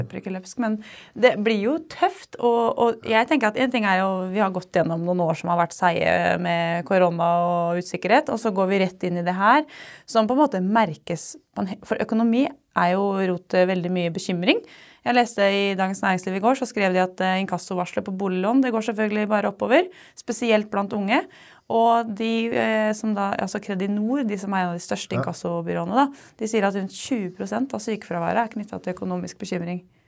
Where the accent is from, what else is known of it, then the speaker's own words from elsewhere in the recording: Hvaler, Østfold, Norway; jeg er fra Hvaler og selvfølgelig elsker omtrent alt ved Hvaler